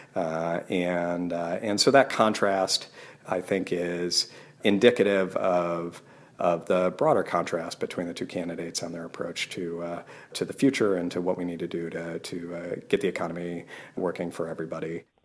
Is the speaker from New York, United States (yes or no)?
no; Wyoming, United States; moved away; I Grew up in Wyoming